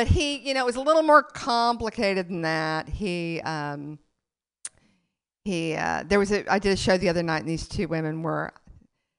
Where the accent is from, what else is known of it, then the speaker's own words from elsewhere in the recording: Lubbock, Texas, United States; now in New York City, United States; I grew up in Lubbock, Texas, and then, and then I moved to New York City